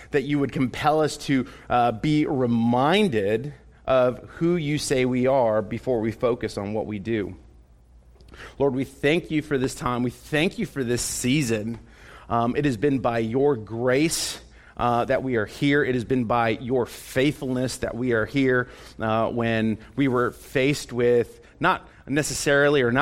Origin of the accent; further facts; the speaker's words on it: Texas, United States; telling other people, man, I'm from Texas.